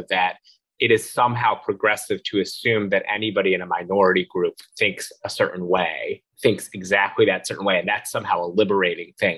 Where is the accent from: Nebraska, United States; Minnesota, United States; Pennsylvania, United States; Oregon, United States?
Pennsylvania, United States; Philadelphia suburbs; moved away as an adult; also born or lived in Washington, D.C. / Brooklyn, New York; I grew up in Philadelphia suburbs, went to Georgetown, very sort of blue environment, lived in Brooklyn